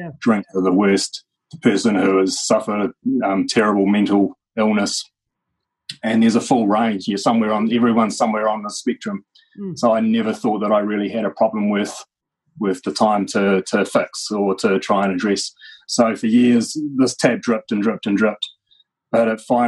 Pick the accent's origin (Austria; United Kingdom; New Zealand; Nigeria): New Zealand; Christchurch, Canterbury; also born or lived in Masterton; And then we put down some roots in Christchurch, and that's where I grew up.